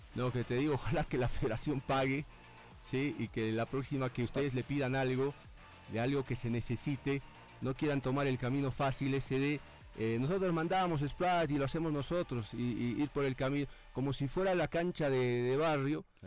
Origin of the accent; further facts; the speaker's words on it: Bolivia; En, mi país